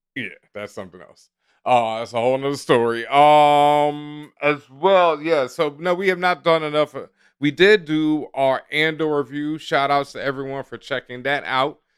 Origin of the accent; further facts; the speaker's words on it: Houston, Texas, United States; now in New York, United States; I grew up in Houston where people would do it up